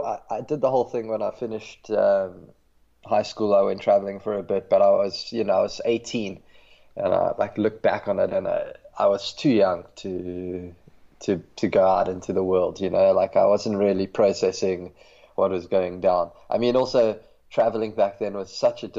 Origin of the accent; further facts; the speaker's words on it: Johannesburg, Gauteng, South Africa; moved away as an adult; also born or lived in Cape Town, South Africa; I grew up in Johannesburg and moved to Cape Town when I was 18